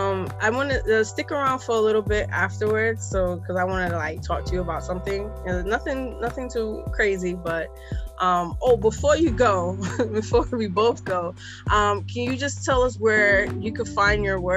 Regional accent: New York City, New York, United States; also born or lived in Barbados; being born and raised in Brooklyn.

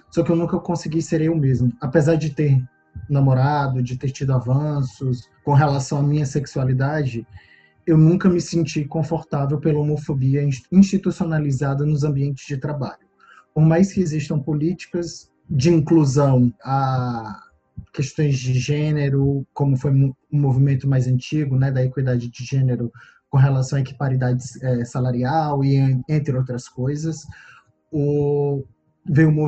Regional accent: Fortaleza, Ceará, Brazil; accent: nordestino; moved away as an adult; also born or lived in Rio de Janeiro; now in Canada; Sou nordestino, como me apresentei, saí de Fortaleza, fui para o Rio

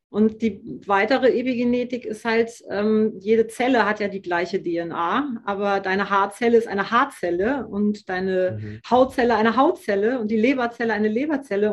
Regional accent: Hamburg, Germany; ich komme aus dem Norden, ich komme aus Hamburg

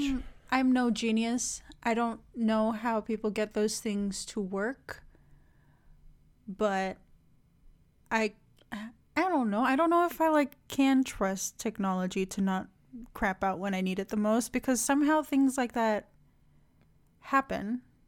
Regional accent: Indonesia; moved away; my home country too much, but, like, Indonesia

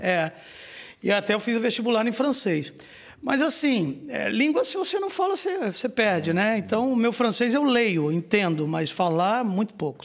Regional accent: Rio de Janeiro, Brazil; moved away as an adult; now in Blumenau, Brazil; eu sou natural do Rio de Janeiro

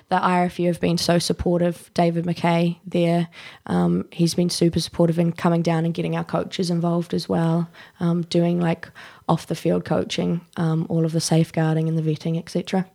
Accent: New Zealand; moved away as an adult; also born or lived in London; now in Dublin, Ireland; I'm from New Zealand

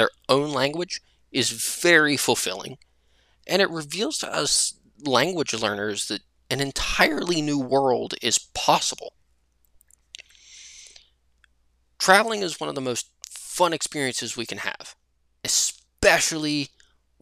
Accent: United States; I was from the United States

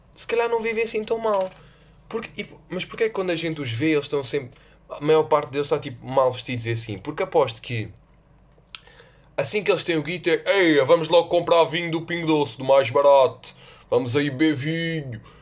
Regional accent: Lisbon, Portugal; eu sou do, de Lisboa

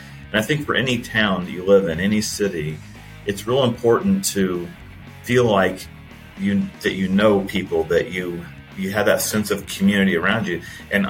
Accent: Indianapolis, Indiana, United States; now in Fishers, United States; I grew up in Indianapolis on the south side. So I tell people I moved around the city clockwise. I started in Center Grove at 6 o'clock, and then I moved to the north side in 1994, 95, in that range.

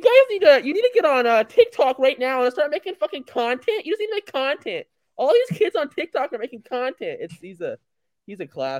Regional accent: Erie, Pennsylvania, United States; I grew up in Erie. I talked with someone before. I forget who I told that to. But yeah, I grew up in Erie, Pennsylvania.

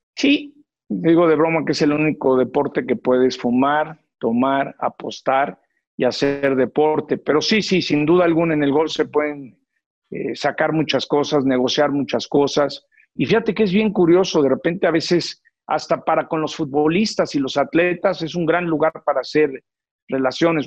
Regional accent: Mexico City, Mexico; Yo nací en el Hospital Santa Teresita, aquí en la Ciudad de México

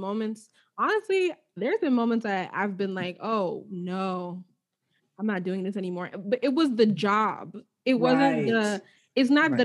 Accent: Nigeria; I'm Nigerian, I'm a daughter

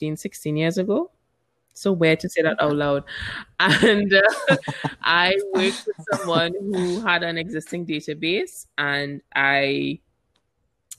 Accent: Barbados; also born or lived in Trinidad and Tobago / London; I was born in Trinidad, which is Trinidad and Tobago in the Caribbean. And I moved to Barbados because my mom's from there. I grew up there

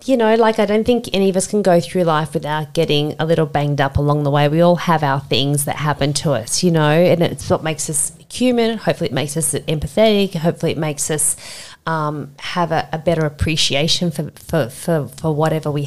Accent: Sydney, New South Wales, Australia; I grew up in Castle Hill, if you know, that's basically like suburban Sydney, very middle class

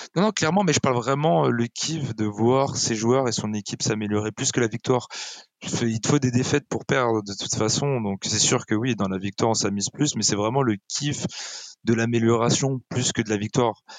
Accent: France; on est des Français

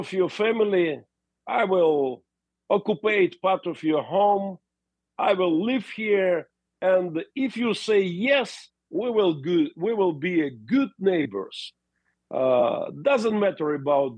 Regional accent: Mariupol, Donetsk Oblast, Ukraine; first language Russian; English is a second language; But I was born in Ukraine, part of Soviet Union. Inside Mariupol is my city. I was born there. I speak Russian language all my life.

